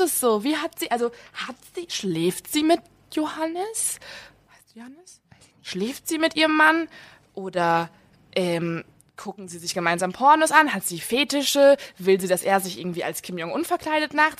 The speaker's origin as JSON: {"language": "German", "area": "near Eickelborn", "region": "North Rhine-Westphalia", "country": "Germany", "said": "die ist bei uns in der Nähe"}